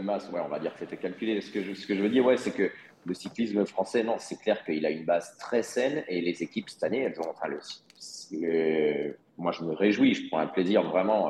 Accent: Vendée, Pays de la Loire, France; ma région, la Vendée

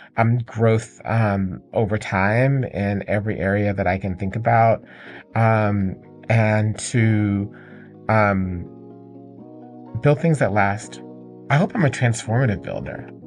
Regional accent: Atlanta, Georgia, United States; I grew up in Atlanta, And, um, in Atlanta, Georgia

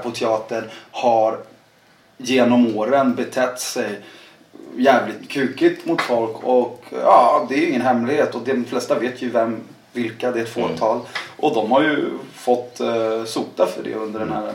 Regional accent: Värmland, Sweden; jag är halvsvensk och född i Värmland

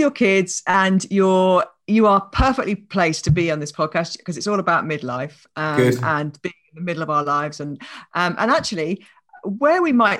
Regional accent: England, United Kingdom; now in Canada; And then when I came back to England, I did the same thing in reverse.

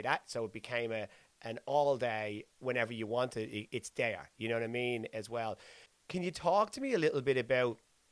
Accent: Dublin, Leinster, Ireland; I'm from Dublin

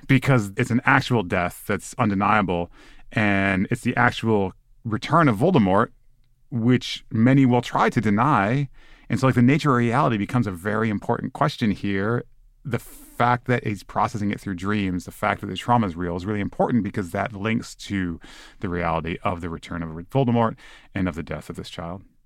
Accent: Michigan, United States; I grew up in Michigan

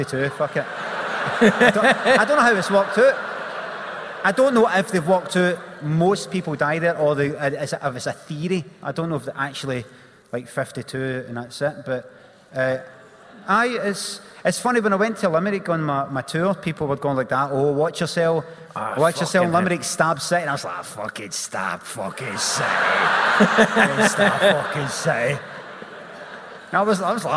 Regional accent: Glasgow, Scotland, United Kingdom; I grew up in Carnwadrick

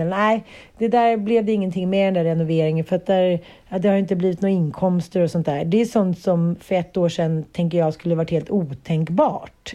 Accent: Sweden; vi svenskar kände någon form av patriotism

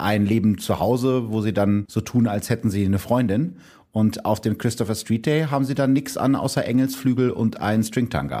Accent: Gütersloh district, North Rhine-Westphalia, Germany; Ich komme ja aus dem Kreis Gütersloh, wie die meisten Leute wissen

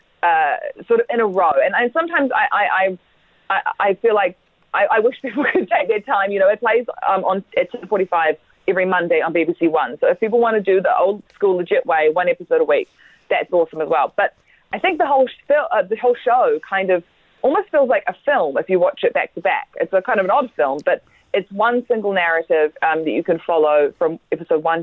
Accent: New Zealand; I'm from New Zealand

